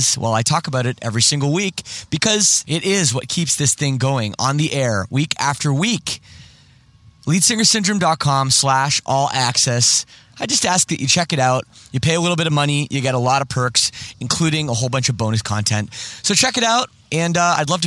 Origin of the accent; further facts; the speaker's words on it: Toronto, Ontario, Canada; moved away as an adult; now in Windsor, Canada; I'm from Toronto too